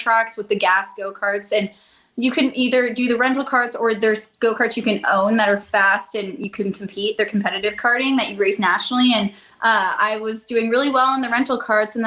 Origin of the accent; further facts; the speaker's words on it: Colorado, United States; I'm from Colorado